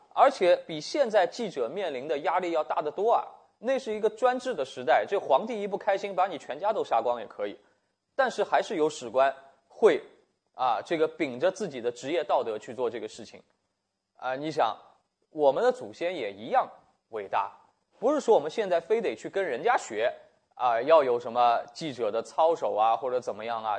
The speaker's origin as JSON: {"language": "Chinese", "country": "China", "said": "我们中国人"}